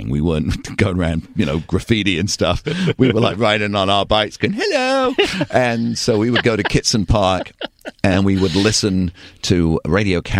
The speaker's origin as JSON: {"language": "English", "town": "Torquay", "region": "South West England", "country": "United Kingdom", "tie": "born or raised there", "also_born_or_lived": "Bristol / Bakersfield / San Luis Obispo", "accent": "English", "moved": "as an adult", "lives_now": "United States", "said": "It's a beautiful little village. I was so blessed to grow up there."}